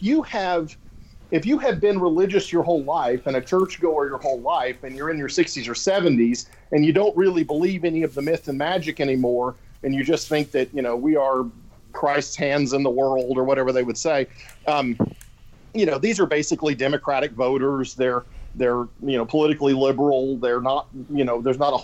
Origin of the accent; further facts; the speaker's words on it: Louisiana, United States; now in Texas, United States; I grew up in Louisiana